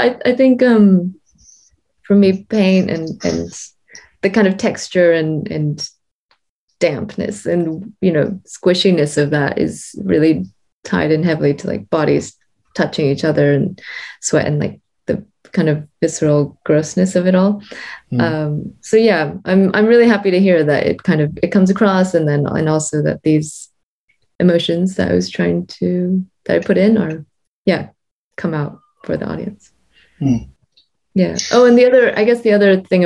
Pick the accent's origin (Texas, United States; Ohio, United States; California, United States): Texas, United States; Houston; moved away as an adult; now in London, United Kingdom; I grew up in Texas